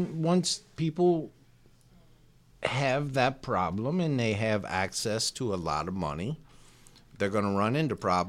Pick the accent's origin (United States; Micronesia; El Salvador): United States; Mississippi Delta; accent: Delta accent (described as Cajun)